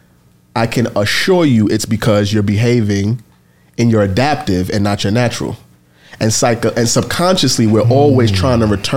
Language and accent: English; New York City, New York, United States; I grew up in the Bronx, the crack era in the projects